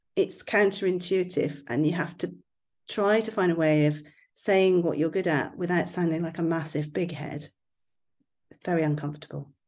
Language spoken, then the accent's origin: English; West Country, South West England, United Kingdom; accent: West Country; my West Country accent